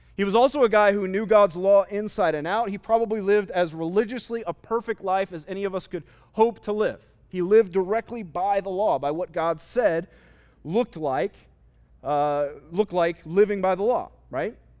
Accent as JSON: {"language": "English", "town": "Phoenix", "region": "Arizona", "country": "United States", "tie": "born or raised there", "said": "I grew up in Arizona, specifically in Phoenix"}